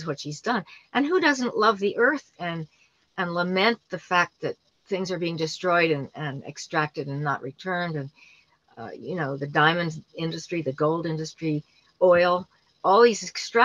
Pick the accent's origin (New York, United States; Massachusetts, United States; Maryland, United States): New York, United States; New York City; I grew up in New York City